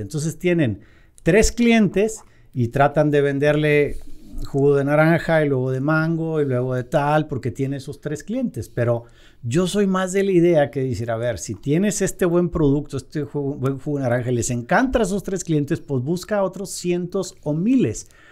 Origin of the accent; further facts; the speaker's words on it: Mexico; aquí en México